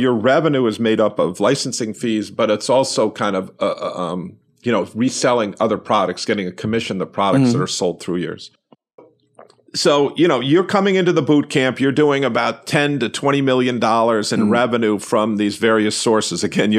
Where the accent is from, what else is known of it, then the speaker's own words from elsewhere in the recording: New York, United States; I'm a New Yorker.